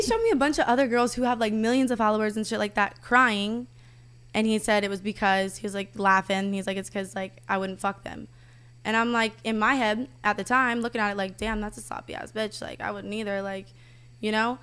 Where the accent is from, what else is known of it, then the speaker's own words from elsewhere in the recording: the South, United States; I'm from the South